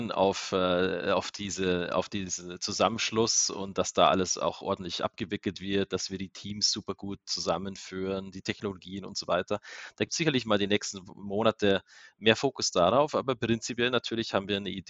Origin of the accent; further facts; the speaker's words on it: Bavaria, Germany; now in Salzburg, Austria; Also Österreich, A, bin ich sowieso an der Grenze aufgewachsen zu Österreich. B, Salzburg ist ja unglaublich schön zum Leben.